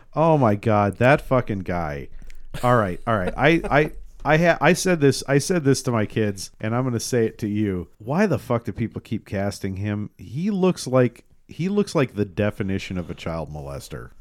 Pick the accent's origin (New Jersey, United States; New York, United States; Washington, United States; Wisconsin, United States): Washington, United States; Tacoma; I grew up in the eighties and nineties in Tacoma